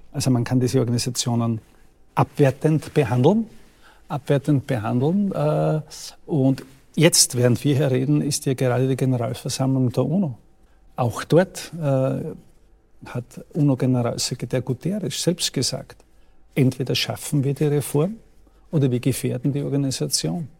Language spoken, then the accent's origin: German; Austria; bei uns in Österreich